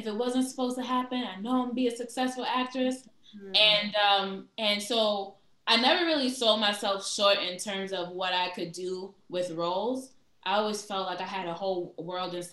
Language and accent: English; New York City, New York, United States; I'm from Brooklyn. I'm from East New York